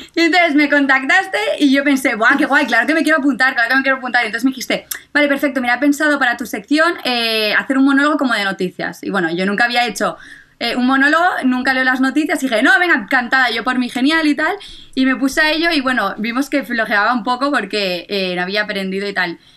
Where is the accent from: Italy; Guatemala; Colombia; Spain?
Spain; Catalonia; como buena catalana